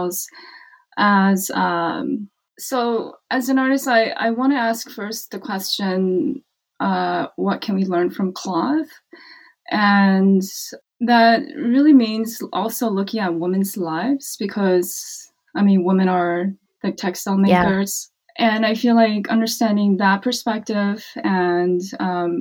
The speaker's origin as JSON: {"language": "English", "town": "Stockton", "region": "California", "country": "United States", "tie": "born or raised there", "also_born_or_lived": "Washington, D.C. / Bay Area, California", "said": "I grew up in Stockton, California"}